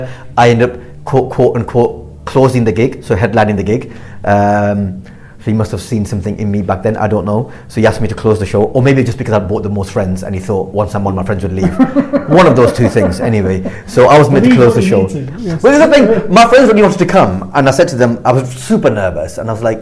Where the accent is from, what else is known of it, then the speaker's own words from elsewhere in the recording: Blackburn, North West England, United Kingdom; I grew up in Blackburn